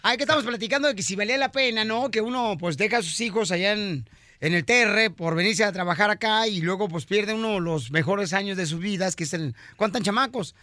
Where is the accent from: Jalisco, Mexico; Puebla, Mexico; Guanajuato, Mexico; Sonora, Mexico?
Jalisco, Mexico; Ocotlán; moved away; cuando nací en Ocotlán, Jalisco en diciembre